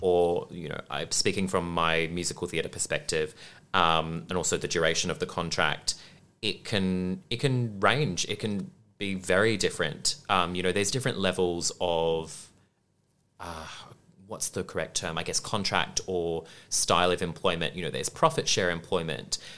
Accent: Perth, Western Australia, Australia; moved away as an adult; also born or lived in Brisbane; now in Melbourne, Australia; growing up in Perth

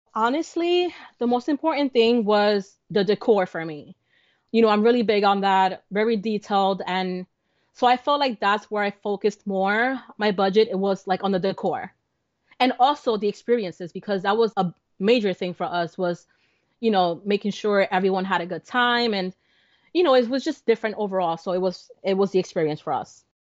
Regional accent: New Jersey, United States; we're from New Jersey

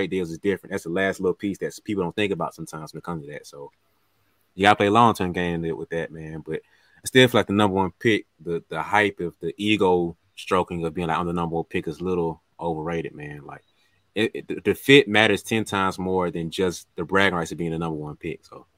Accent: the South, United States; It ain't too bad. I like the South. I'm from the South.

